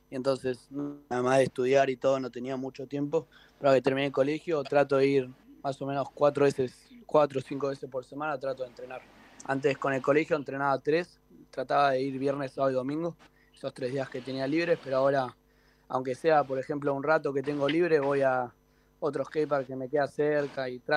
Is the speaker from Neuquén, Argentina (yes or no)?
no; Vicente López, Buenos Aires Province, Argentina; Sí, sí, vivo acá en zona norte, en Vicente López.